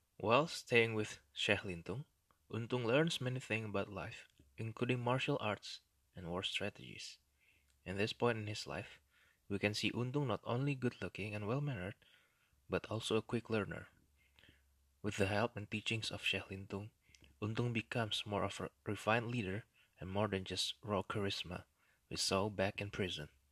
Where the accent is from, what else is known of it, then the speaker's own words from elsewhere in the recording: Indonesia; first language Indonesian; English is a second language; occasionally I will speak in my native language, Indonesian.